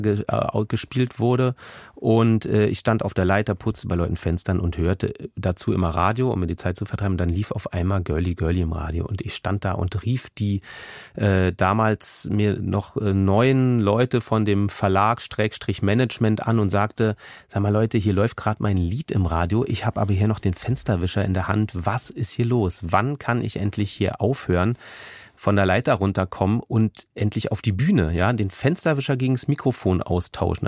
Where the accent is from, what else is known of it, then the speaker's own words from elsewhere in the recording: Berlin, Germany; also born or lived in Kreuzberg, Berlin; vom Tiergarten, wo ich aufgewachsen bin